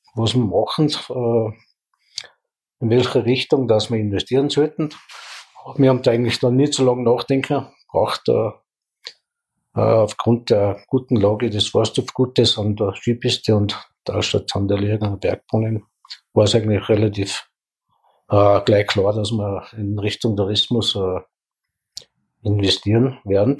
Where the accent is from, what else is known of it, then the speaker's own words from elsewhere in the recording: Leogang, Salzburg, Austria; ich bin am Forsthof gut geboren